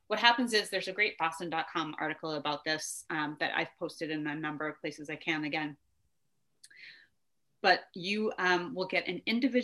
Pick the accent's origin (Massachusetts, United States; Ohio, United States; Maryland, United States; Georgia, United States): Massachusetts, United States; Brockton; I think the last stop of the train is in my hometown, Brockton, Mass.